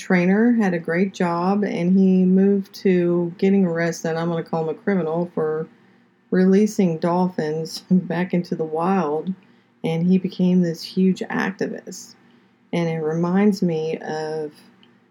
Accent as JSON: {"language": "English", "town": "Pompano Beach", "region": "Florida", "country": "United States", "tie": "born or raised there", "also_born_or_lived": "Fort Lauderdale, Florida", "moved": "yes", "lives_now": "Georgia, United States", "said": "I am originally from South Florida. I lived in Pompano Beach. I was born in Fort Lauderdale, lived in Pompano Beach until we moved here to Georgia."}